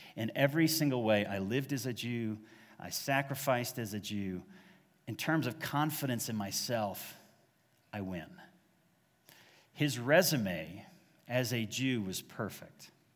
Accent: Dallas, Texas, United States; also born or lived in Massachusetts; I was born in Massachusetts, raised in North Dallas

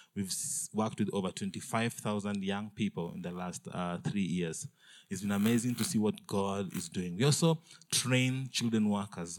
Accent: Kenya; I'm from Kenya

